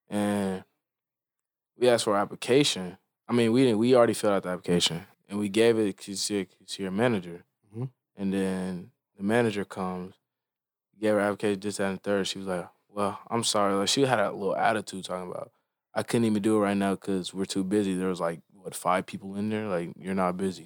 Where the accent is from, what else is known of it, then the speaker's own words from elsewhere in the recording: Frisco, Texas, United States; growing up in Frisco